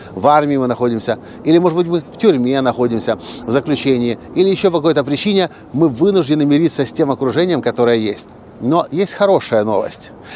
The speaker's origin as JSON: {"language": "Russian", "country": "Ukraine", "said": "решил вернуться обратно в Украину, закончить институт с красным дипломом"}